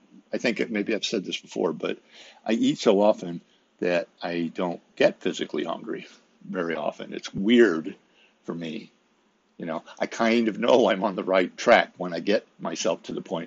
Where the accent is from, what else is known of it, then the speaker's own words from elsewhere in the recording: Midwest, United States; I'm from the Midwest and was raised in a certain environment